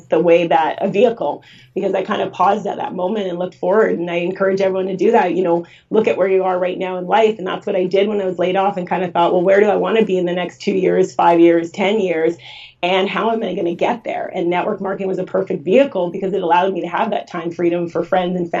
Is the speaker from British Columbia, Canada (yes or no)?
yes; Vancouver, British Columbia, Canada; I grew up in Vancouver